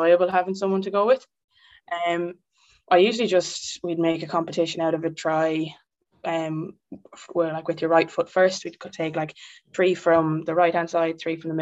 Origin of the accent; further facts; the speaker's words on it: Carlow, Leinster, Ireland; I'm from Carlow, obviously small county.